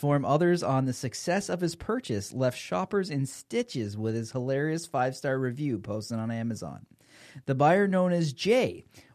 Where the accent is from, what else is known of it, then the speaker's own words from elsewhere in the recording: Canada; We're Canadian